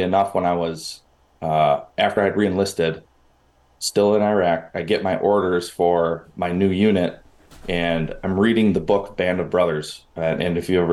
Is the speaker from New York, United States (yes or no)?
no; Milwaukee, Wisconsin, United States; accent: Great North; You can probably tell from my accent that I come from the Great North, and I was born and raised in Milwaukee, Wisconsin